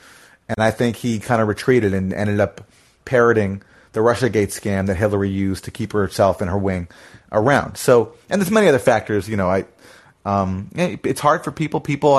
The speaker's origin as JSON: {"language": "English", "country": "Canada", "said": "I'm also, you know, a foreigner too. I came from Canada, and, you know, not that Canada is like so great"}